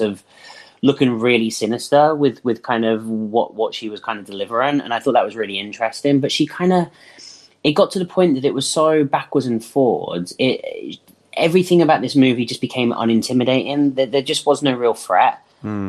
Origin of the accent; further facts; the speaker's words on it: England, United Kingdom; we do not have basements in many houses in england